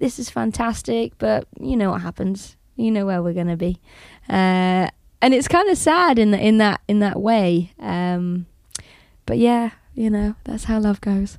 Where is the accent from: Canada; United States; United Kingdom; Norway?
United Kingdom; being British